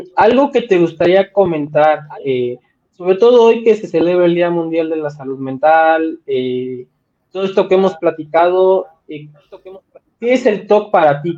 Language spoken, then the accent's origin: Spanish; Mexico; soy mexicano, soy latino, tengo otras costumbres